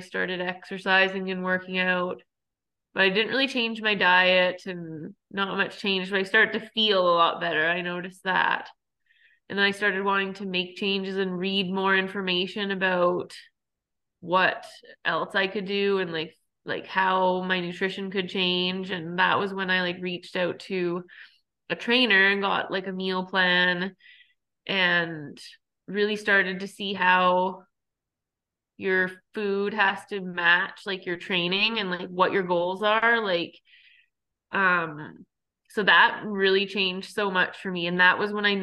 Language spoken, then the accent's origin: English; Cold Lake, Alberta, Canada; moved away; my hometown, like Cold Lake